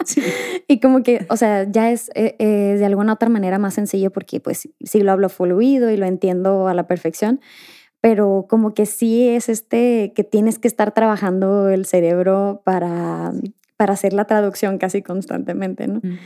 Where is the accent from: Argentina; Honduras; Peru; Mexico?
Mexico; now in Spain; yo crecí en México